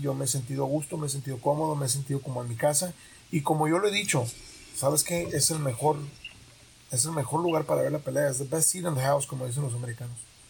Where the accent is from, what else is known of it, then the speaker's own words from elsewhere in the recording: Tijuana, Baja California, Mexico; soy hijo, soy padre y soy tijuanense